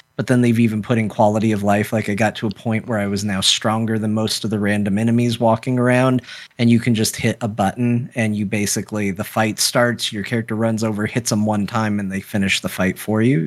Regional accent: United States; as an American

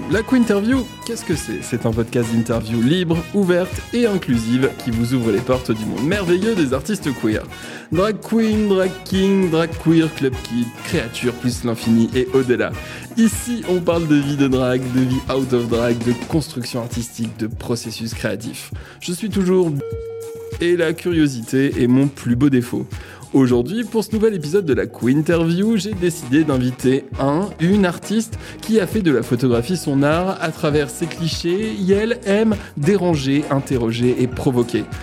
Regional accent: Lorraine, Grand Est, France

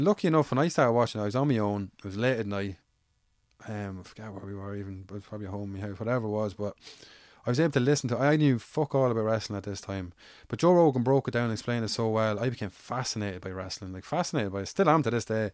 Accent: Ireland; I grew up in Avon by both sides of the town, so I'm from Severlands.

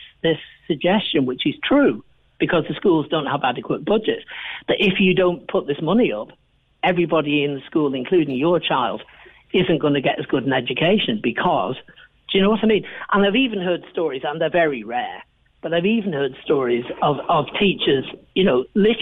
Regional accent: England, United Kingdom; moved away as an adult; now in Ireland; I'm from England, as people probably realise, but I've been here 44 years now

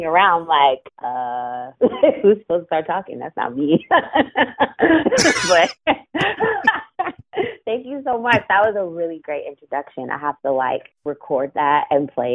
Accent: Sewickley, Pennsylvania, United States; also born or lived in Florida; now in Baltimore, United States; I grew up in a small town about, I mean, 20 minutes driving distance max from the city of Pittsburgh

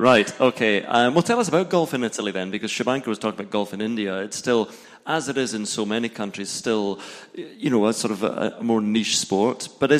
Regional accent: Scotland, United Kingdom; I'm Scottish, I can't really comment on that.

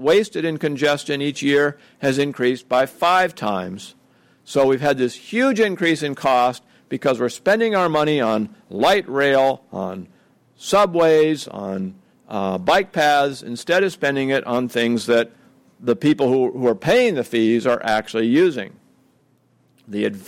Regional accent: Oregon, United States; My home state of Oregon

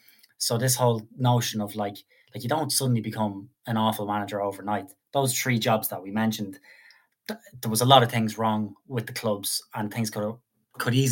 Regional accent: Ireland; as an Irish man

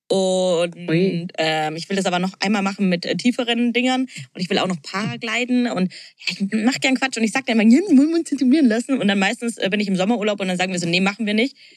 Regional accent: Bavaria, Germany; wir sind ja aus Bayern

